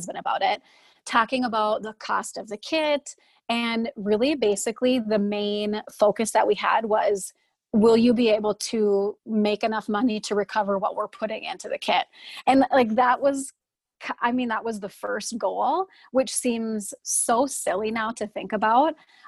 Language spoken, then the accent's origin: English; Fargo, North Dakota, United States; I'm from Fargo, North Dakota. Everyone can hear it in my accent, I'm sure.